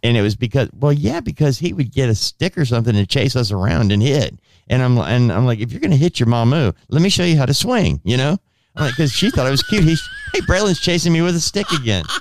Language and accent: English; Southern California, United States; I grew up in Southern California where we walked to school.